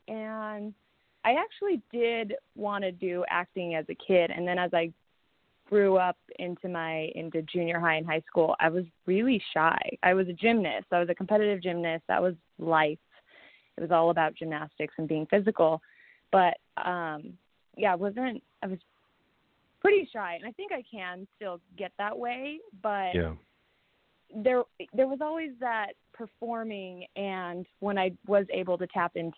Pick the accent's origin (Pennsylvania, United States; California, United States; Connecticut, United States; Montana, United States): California, United States; Chino; I grew up in Chino. I went to Chino Hills High.